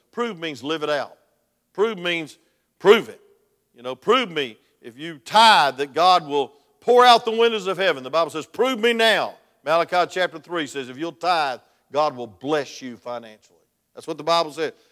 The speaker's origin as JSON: {"language": "English", "region": "South Georgia", "country": "United States", "said": "I'm from South Georgia."}